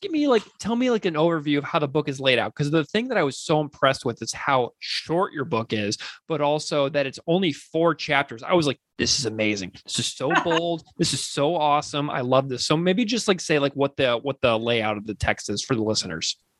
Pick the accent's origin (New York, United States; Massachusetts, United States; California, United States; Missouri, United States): Missouri, United States; St. Louis; my hometown, St. Louis, Missouri.